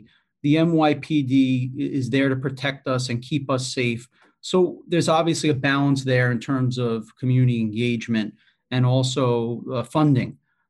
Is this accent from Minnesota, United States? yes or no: no; New York City, New York, United States; as just a New Yorker, you know, approaching that person can potentially be a problem.